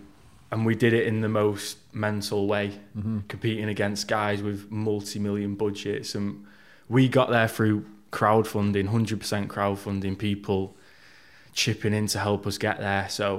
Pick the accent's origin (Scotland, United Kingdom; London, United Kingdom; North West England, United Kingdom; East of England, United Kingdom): North West England, United Kingdom; Manchester; Yeah, so I grew up around South Manchester. I was always the smallest, shyest kid.